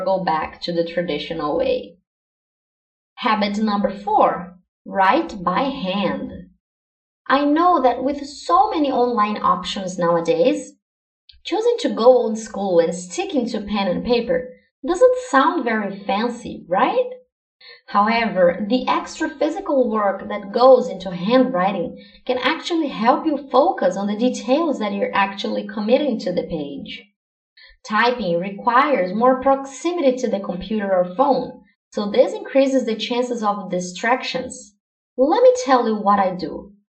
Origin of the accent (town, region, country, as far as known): Brazil; first language Portuguese; English is a second language